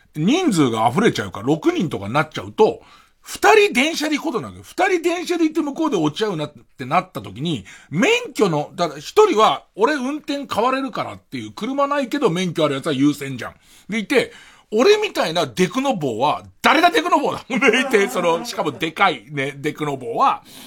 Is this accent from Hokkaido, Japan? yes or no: no; Tokyo, Japan; 俺東京生まれだけど、荒川区の人間